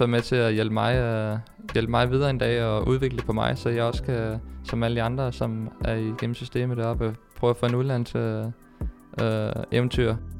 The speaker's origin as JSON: {"language": "Danish", "country": "Denmark", "moved": "as an adult", "said": "hjemme i Danmark"}